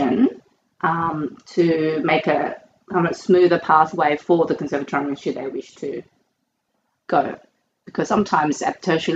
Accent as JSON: {"language": "English", "country": "Australia", "moved": "as an adult", "said": "it's my home country"}